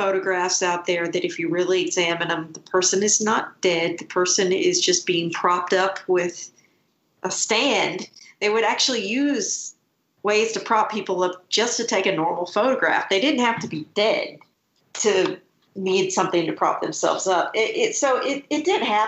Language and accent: English; Scotland, United Kingdom; I was born in Scotland